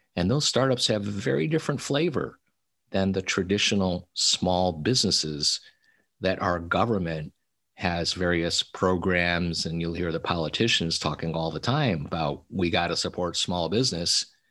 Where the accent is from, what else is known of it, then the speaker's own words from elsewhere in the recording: Little Falls, New York, United States; moved away as an adult; also born or lived in Silicon Valley, California; my hometown of Little Falls, New York